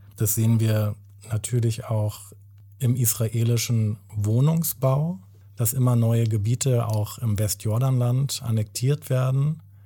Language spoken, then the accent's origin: German; Germany; Ich bin in Deutschland geboren, ich bin hier aufgewachsen.